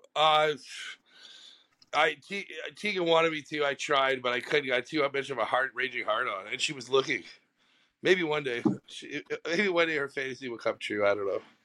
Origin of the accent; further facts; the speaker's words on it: Canada; I'm fucking Canadian